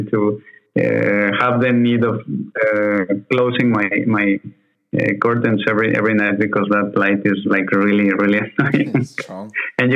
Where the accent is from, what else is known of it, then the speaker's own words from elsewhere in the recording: Mexico; moved away as an adult; also born or lived in Mexico City; now in Paris, France; I'm originally from Mexico